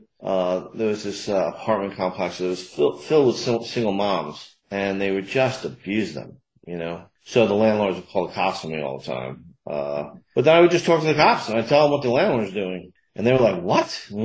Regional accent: Sandy Hook, Connecticut, United States; a good friend of mine had their kids that I grew up with in Sandy Hook

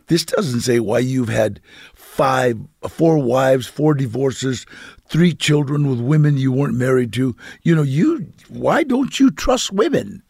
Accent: Los Angeles, California, United States; my family was, uh, lived on Temple S, uh, Street.

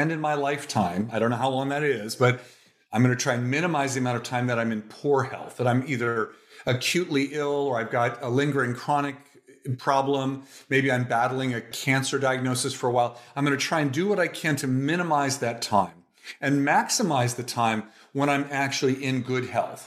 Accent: Toledo, Ohio, United States; moved away as an adult; also born or lived in Cincinnati, Ohio; now in Oakland, United States; I was born in Toledo, Ohio

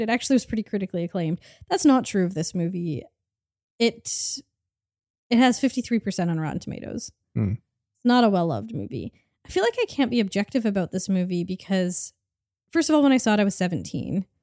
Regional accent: Canada; we grew up in Canada

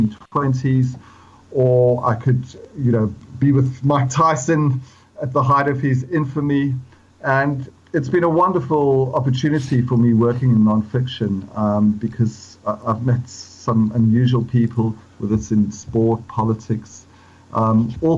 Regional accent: Johannesburg, Gauteng, South Africa; born or raised there; moved away as an adult; now in London, United Kingdom

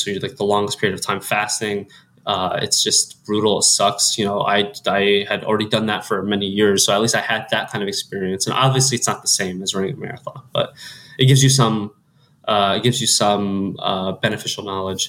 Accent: Central Ohio, United States; moved away as an adult; now in Chicago, United States; growing up in Central Ohio

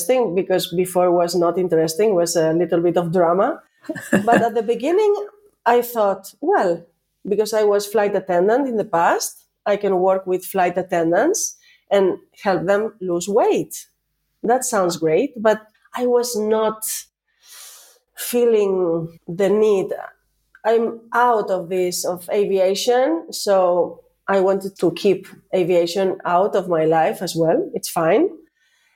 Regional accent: Spain; accent: Spanish; English is a second language; now in Greece; I'm Spanish from Spain. I am the European side of the family, of the group. But I'm located in Greece

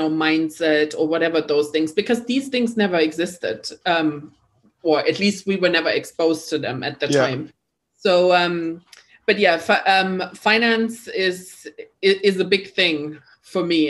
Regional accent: East Germany, Germany; English is a second language; moved away; I am German, so I'm not British. And I grew up in East Germany.

